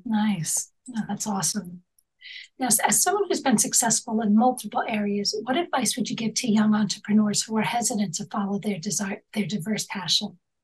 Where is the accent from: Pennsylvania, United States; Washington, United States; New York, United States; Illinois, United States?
New York, United States; also born or lived in Manhattan; I'm born and raised in New York